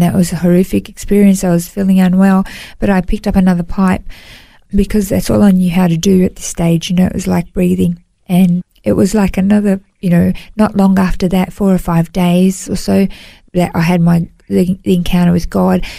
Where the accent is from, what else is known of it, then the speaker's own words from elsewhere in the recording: Melbourne, Victoria, Australia; moved away as an adult; now in Gold Coast, Australia; I grew up in Melbourne, um, in, in Victoria, and moved to the Gold Coast.